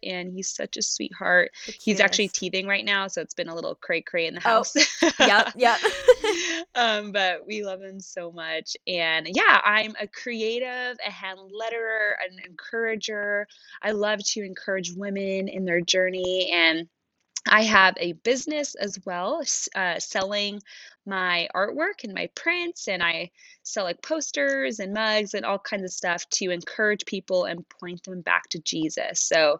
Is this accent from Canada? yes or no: yes; Canada; moved away as an adult; now in United States; I'm actually from Canada originally.